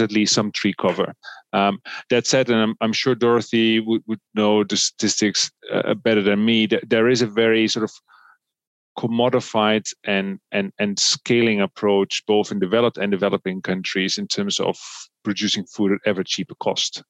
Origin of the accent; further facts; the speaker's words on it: Netherlands; I come from the Netherlands, a, a relatively wealthy country